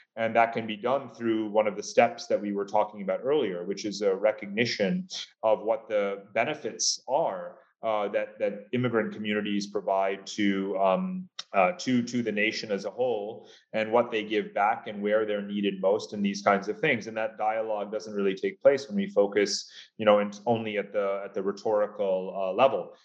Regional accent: United States; as an American

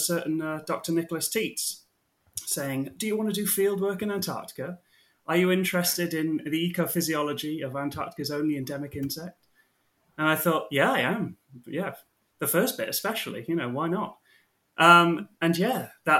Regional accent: Mid Wales, United Kingdom; moved away as an adult; now in Kentucky, United States; I am from Mid Wales, rural Mid Wales.

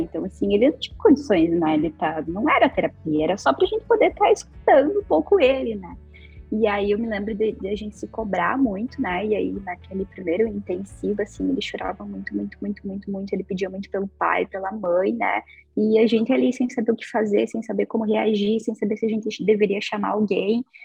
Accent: Ibiraiaras, Rio Grande do Sul, Brazil; moved away as an adult; also born or lived in Passo Fundo; now in Porto Alegre, Brazil; morava no interior, morava numa cidade chamada Ibiraiaras, uma cidade bem pequenininha que quase nunca ninguém ouviu falar. Mas, então, eu, tenho, eu me mudei aqui para Porto Alegre há algum tempo e agora eu moro aqui.

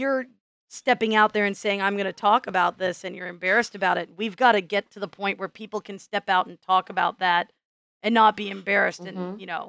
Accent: Midwest, United States; And I was, you know, I grew up in the Midwest.

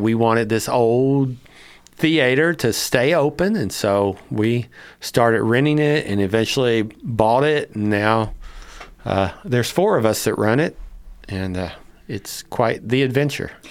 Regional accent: Cynthiana, Kentucky, United States; born or raised there

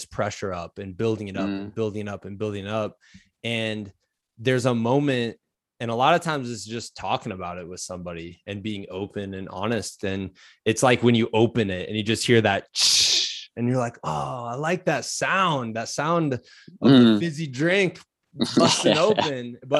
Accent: Iowa, United States; I'm from Iowa. We call it pop.

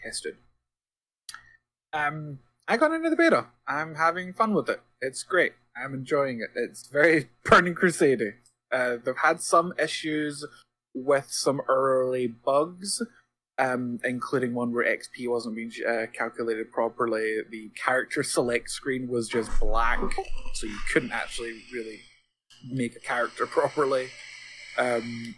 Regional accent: Scotland, United Kingdom; I'm Scottish

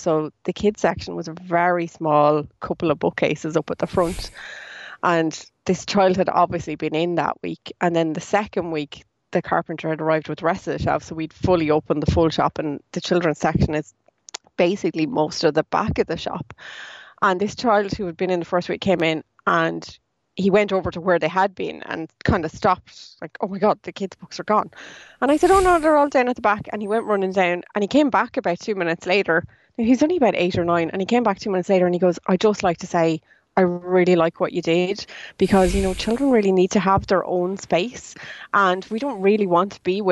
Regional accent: Ireland; as Irish people

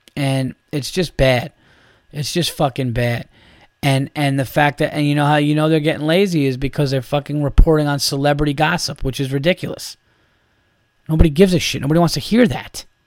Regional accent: New York, United States; I'm from New York.

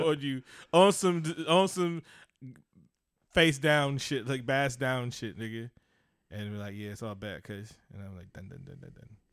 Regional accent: Oakland, California, United States; I'm from East Oakland, California.

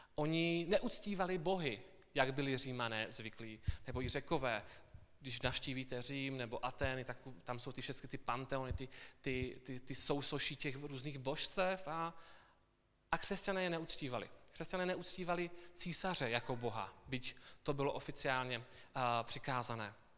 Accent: South Moravian Region, Czechia; moved away as an adult; also born or lived in Brno; now in Kolín, Czech Republic; já pocházím z Jižní Moravy, kde jsem, a, kde jsem vyrůstal.

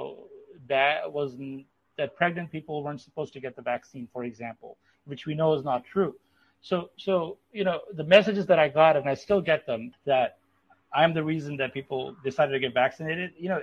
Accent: Pakistan; moved away; I'm from Pakistan

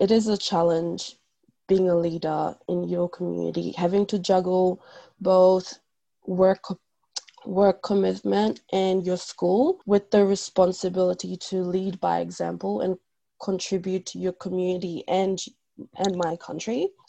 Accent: Bougainville, Papua New Guinea; now in Australia; I'm from Bougainville, born and raised there. Moved to Australia 2009.

